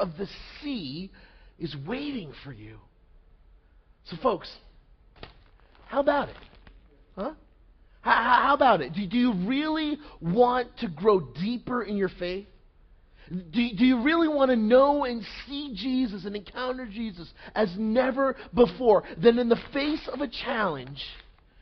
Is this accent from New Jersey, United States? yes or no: yes; Montville, New Jersey, United States; I grew up about maybe like 15 minutes from here in Montville, New Jersey